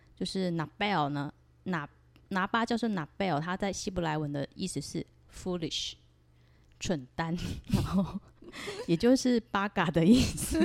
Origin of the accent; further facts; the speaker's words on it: Taiwan; 我是来自台湾的V剑客